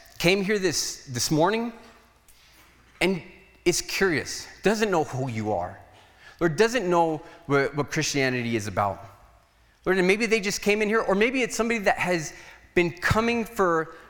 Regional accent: Nogales, Arizona, United States; I was from Nogales

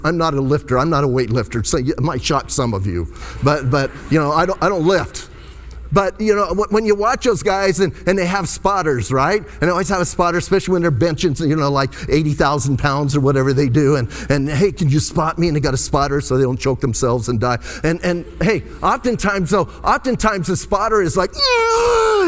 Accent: Bisbee, Arizona, United States; I was born and raised in Bisbee

